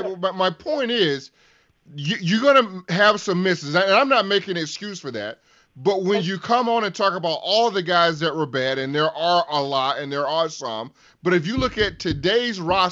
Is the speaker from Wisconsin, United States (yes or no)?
yes; Evansville, Wisconsin, United States; Evansville. That's my hometown, Steve.